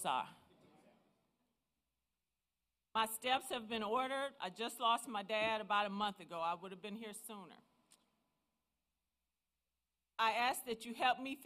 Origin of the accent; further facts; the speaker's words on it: Hinds County, Mississippi, United States; I was born and raised in Hinds County.